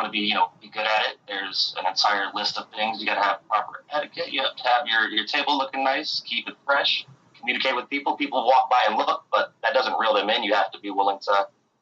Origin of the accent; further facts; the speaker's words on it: Michigan, United States; now in Charlotte, United States; I'm originally from Michigan